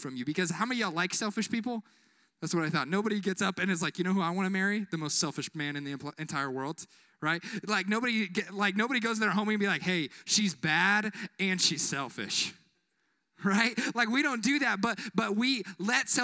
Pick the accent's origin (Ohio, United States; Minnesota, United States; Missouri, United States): Missouri, United States; Kansas City; moved away; Kansas City in my hometown in Missouri